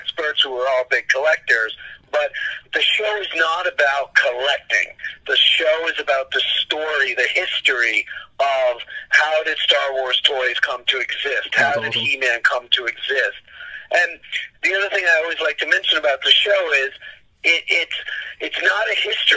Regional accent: New York, United States; growing up in New York

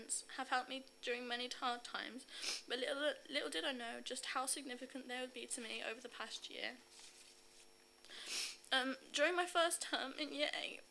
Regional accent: Birmingham, West Midlands, United Kingdom; I'm 15 from Birmingham

